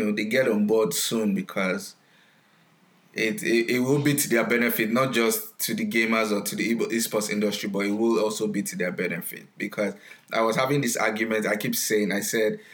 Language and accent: English; Nigeria; now in United States; I grew up in Nigeria, I stay in the US now